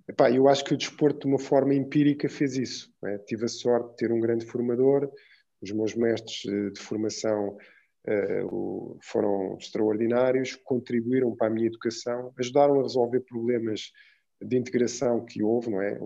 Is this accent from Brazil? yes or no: no; Lisbon, Portugal; also born or lived in Cape Verde; e voltei para Portugal com a minha mãe. Pronto, isto para explicar um pouco que eu fui para Lisboa